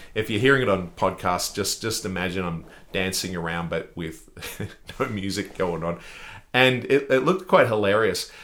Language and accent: English; Australia; I'm from Australia